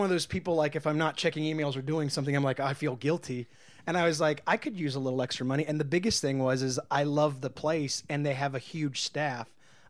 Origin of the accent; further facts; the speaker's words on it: Martinsburg, West Virginia, United States; now in Los Angeles, United States; I'm from Martinsburg, West Virginia. Oh boy, I grew up a little girl there.